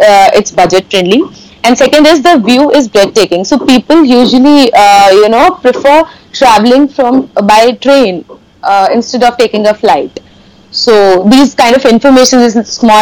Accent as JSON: {"language": "English", "town": "Kanpur", "region": "Uttar Pradesh", "country": "India", "tie": "born or raised there", "said": "my hometown Kanpur"}